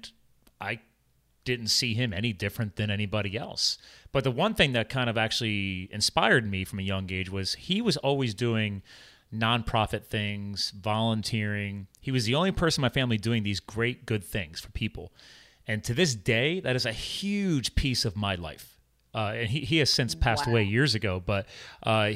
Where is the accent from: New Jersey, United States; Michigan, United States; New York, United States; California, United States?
New Jersey, United States; also born or lived in central Pennsylvania; I grew up as a farm kid. I was born in New Jersey. My dad had a dairy farm. My dad and my brother to this day are organic cattle brokers and transporters in central Pennsylvania.